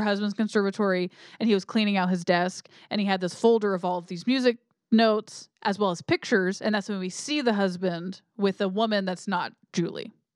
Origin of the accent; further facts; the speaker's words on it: United States; I'm American.